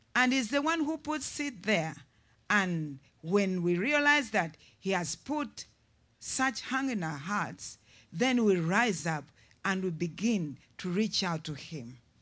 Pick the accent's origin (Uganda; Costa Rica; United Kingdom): Uganda; I'm from Uganda